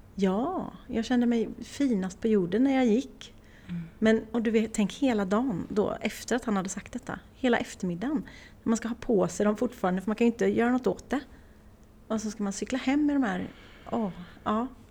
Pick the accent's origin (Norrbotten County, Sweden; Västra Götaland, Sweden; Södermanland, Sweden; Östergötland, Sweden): Västra Götaland, Sweden; Åmål; moved away as an adult; ända tills jag flyttade ifrån Åmål